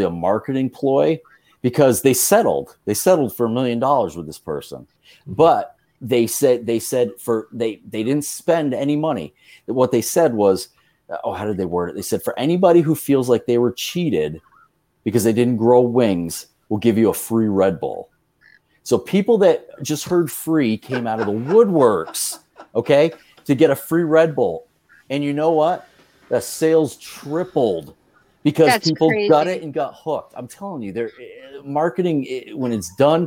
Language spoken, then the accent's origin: English; Vermont, United States; moved away as an adult; growing up in Vermont, I had a good friend that lived in Williston, Vermont